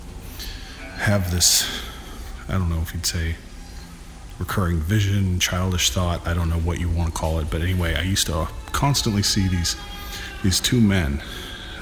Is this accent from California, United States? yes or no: yes; Lompoc, California, United States; the house that I was born into in Lompoc, California.